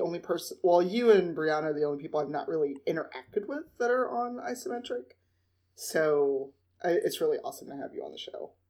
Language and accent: English; Chicago, Illinois, United States; accent: Midwestern; I'm Chicagoan, so I just, I have a Midwestern accent.